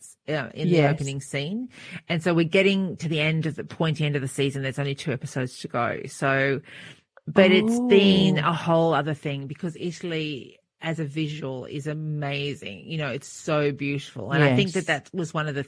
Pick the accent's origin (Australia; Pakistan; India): Australia; moved away; growing up in Australia